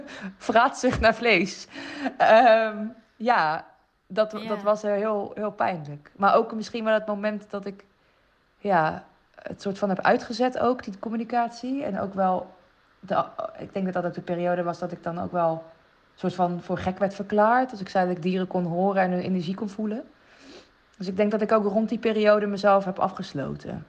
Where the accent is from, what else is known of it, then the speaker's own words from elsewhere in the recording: Rotterdam, South Holland, Netherlands; daar ben ik ook opgegroeid in Rotterdam